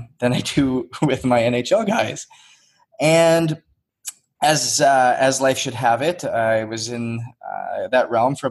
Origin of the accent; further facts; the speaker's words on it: Northwest Canada, Canada; moved away as an adult; I grew up in Northwest Canada. I came down on a hockey scholarship when I was 19 years old